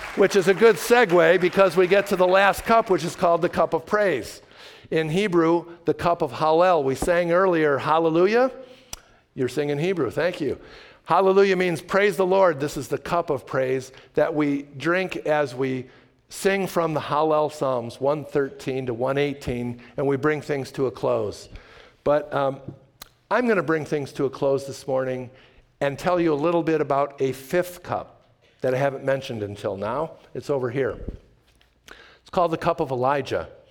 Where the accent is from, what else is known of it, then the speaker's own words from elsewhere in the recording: Chicago, Illinois, United States; I was raised in the Chicago area in a conservative synagogue